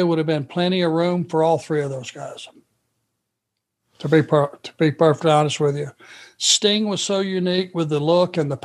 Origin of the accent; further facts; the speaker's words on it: Rome, Georgia, United States; Pee Wee, the referee, Anderson, who I grew up with in Rome, Georgia